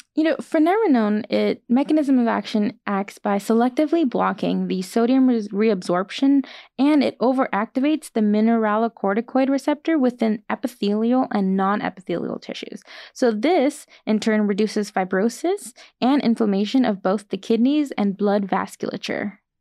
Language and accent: English; Bakersfield, California, United States; I'm from actually locally from Bakersfield, California, and my family's here